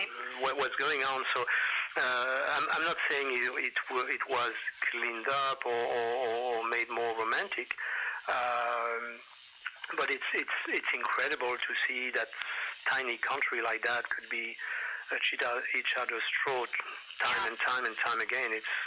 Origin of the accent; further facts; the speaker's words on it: France; now in United States; I am an American citizen right. and also French citizen. I've been here longer actually than anywhere else in the world, or even longer than in France.